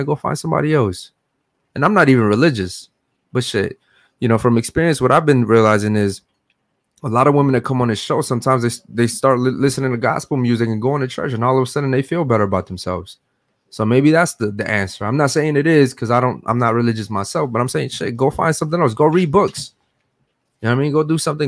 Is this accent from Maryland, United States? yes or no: yes; Baltimore, Maryland, United States; moved away as an adult; now in Miami, United States; We just moved to Miami. I'm from Baltimore, Maryland